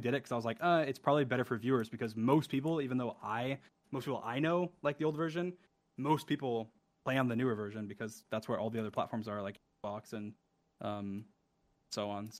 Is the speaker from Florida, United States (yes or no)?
yes; Orlando, Florida, United States; I'm from Orlando.